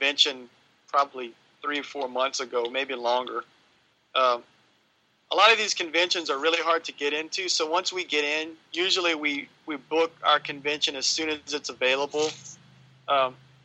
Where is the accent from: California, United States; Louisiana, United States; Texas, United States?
Louisiana, United States; I'm from Louisiana